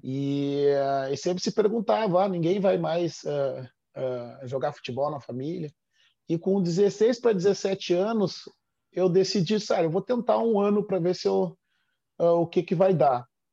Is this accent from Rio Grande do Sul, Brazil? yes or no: yes; Porto Alegre, Rio Grande do Sul, Brazil; exatamente onde eu nasci